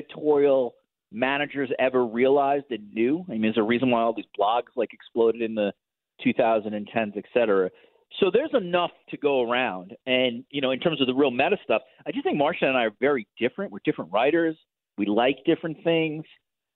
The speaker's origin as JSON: {"language": "English", "country": "United States", "moved": "as an adult", "lives_now": "Toronto, Canada", "said": "Now living in Toronto as an American, I live in a city, honestly, that reminds me the most of Chicago"}